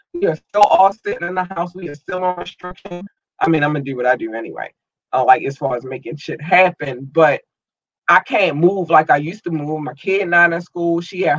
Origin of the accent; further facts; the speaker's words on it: United States; United States, above all, my home country.